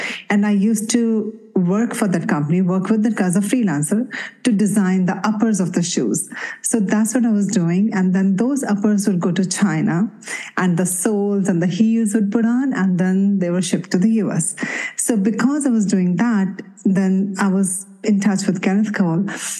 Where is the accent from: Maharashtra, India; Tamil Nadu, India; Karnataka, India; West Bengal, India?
Maharashtra, India; Mumbai; I can totally understand that because I grew up in Mumbai.